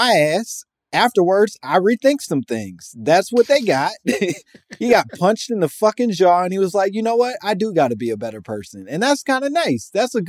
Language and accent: English; United States; as an American black person